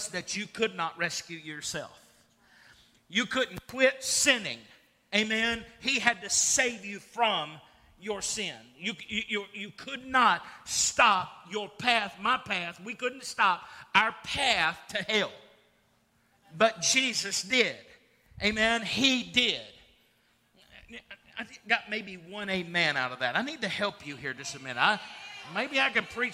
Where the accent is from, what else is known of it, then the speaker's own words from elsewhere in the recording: Russell County, Virginia, United States; I was born earthly in the United States of America in Russell County, Virginia